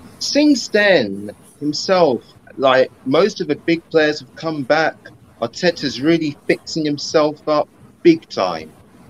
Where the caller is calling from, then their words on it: Uxbridge, London, United Kingdom; Yeah, I'm joining you guys from West London, Uxbridge.